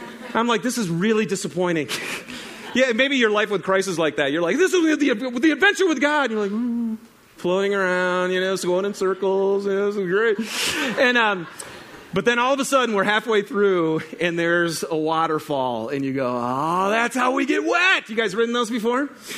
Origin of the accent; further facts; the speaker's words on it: Michigan, United States; we were back in Michigan, my hometown. So that would be a state, my home state.